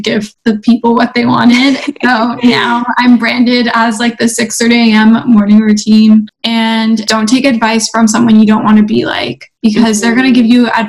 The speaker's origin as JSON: {"language": "English", "town": "Toronto", "region": "Ontario", "country": "Canada", "said": "I'm from Toronto, Canada."}